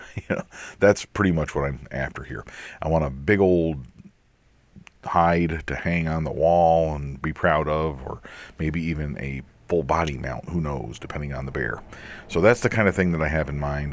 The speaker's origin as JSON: {"language": "English", "region": "Pennsylvania", "country": "United States", "tie": "born or raised there", "said": "Pennsylvania, my home state"}